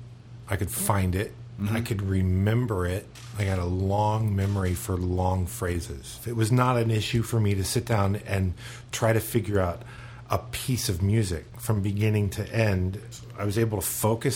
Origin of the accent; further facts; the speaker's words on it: Florida, United States; also born or lived in Charleston, South Carolina; I'm from here. I mean, I was born in Charleston, South Carolina, but we moved here when I was four, so maybe three.